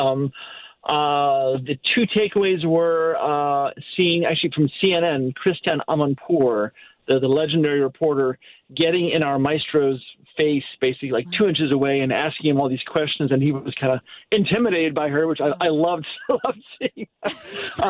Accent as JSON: {"language": "English", "town": "Naperville", "region": "Illinois", "country": "United States", "tie": "born or raised there", "moved": "yes", "lives_now": "St. Louis, United States", "said": "I grew up in Naperville, which is a Chicago suburb."}